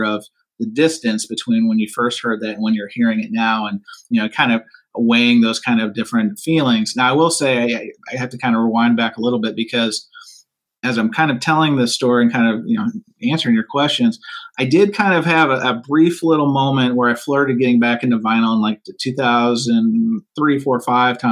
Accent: St. Louis, Missouri, United States; I'm from St. Louis

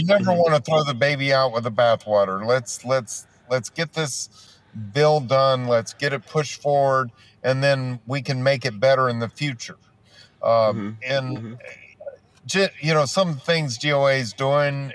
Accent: Texas, United States; I'm from Texas

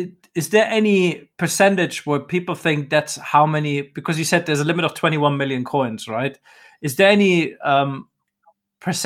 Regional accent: Dubai, United Arab Emirates; I grew up in Dubai

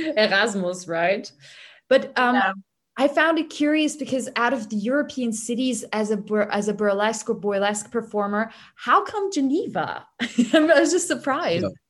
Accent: Hungary; now in Vienna, Austria; my home country is Hungary

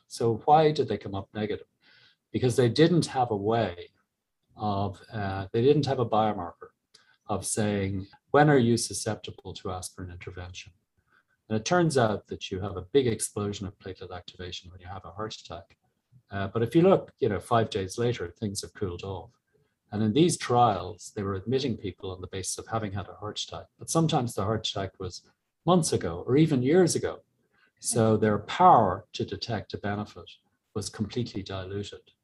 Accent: Ireland; moved away as an adult; also born or lived in Galway; as Irish people

